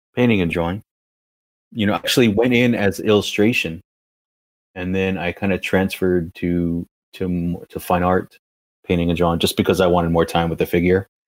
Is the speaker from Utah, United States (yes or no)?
no; Valley of the Sun, Arizona, United States; moved away as an adult; also born or lived in Costa Mesa, California / New York; I come from the Valley of the Sun